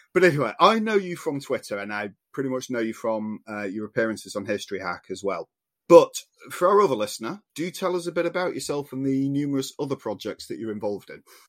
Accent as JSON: {"language": "English", "region": "Yorkshire and the Humber", "country": "United Kingdom", "said": "as a Yorkshireman"}